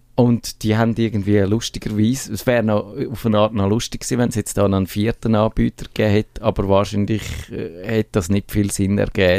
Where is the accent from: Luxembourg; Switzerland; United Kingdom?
Switzerland; bei uns in der Schweiz